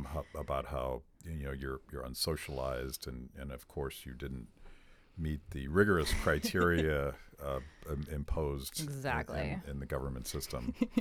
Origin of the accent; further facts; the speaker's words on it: Pennsylvania, United States; I'm from Pennsylvania. It's possible that the teachers' unions have quite a grip on the system there.